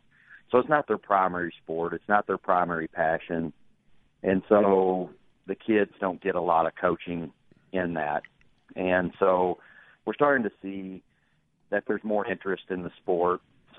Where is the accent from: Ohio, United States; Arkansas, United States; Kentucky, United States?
Arkansas, United States; Little Rock; moved away as an adult; now in Oxford, United States; growing up in Arkansas, coaching some in Arkansas